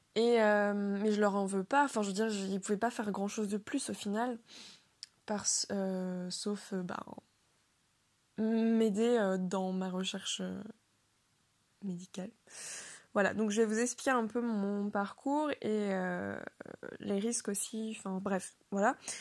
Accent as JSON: {"language": "French", "town": "Le Mans", "region": "Pays de la Loire", "country": "France", "moved": "as an adult", "lives_now": "Rennes, France", "said": "je viens du Mans, donc la ville du Mans"}